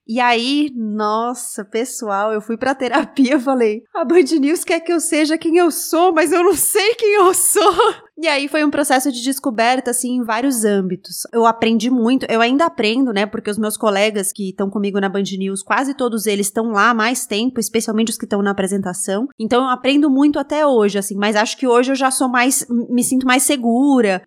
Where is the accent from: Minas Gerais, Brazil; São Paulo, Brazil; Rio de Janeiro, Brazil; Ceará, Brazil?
São Paulo, Brazil; Eu nasci em São Paulo, cresci em São Paulo